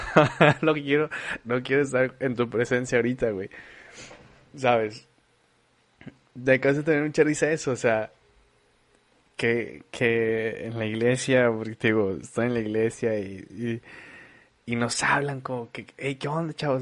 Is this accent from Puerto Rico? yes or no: no; Monterrey, Nuevo León, Mexico; also born or lived in Torreón, Coahuila, Mexico; nosotros somos nacidos en Torreón. Yo llegué aquí muy chavo, llegué aquí a los ocho años. He hecho prácticamente toda mi vida aquí, me encanta Monterrey